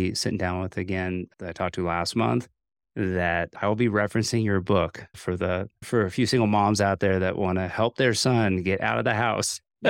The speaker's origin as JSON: {"language": "English", "town": "Morristown", "region": "New Jersey", "country": "United States", "tie": "born or raised there", "said": "it's pretty neat that we weren't too far from where I grew up in Morristown, New Jersey, which is home for you in northern New Jersey."}